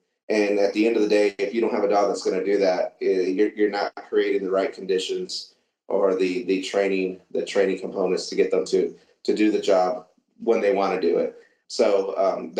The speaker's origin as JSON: {"language": "English", "region": "Southeast Michigan", "country": "United States", "tie": "born or raised there", "also_born_or_lived": "San Antonio, Texas", "moved": "as an adult", "said": "I grew up in Southeast Michigan as a kid, and we had grew up on a farm"}